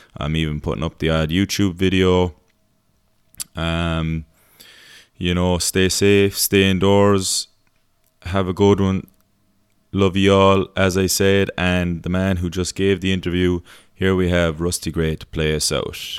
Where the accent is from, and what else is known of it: Ireland